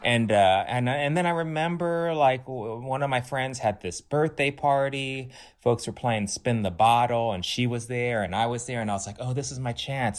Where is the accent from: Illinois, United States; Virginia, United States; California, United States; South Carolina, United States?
California, United States; Los Angeles; I grew up kind of in West L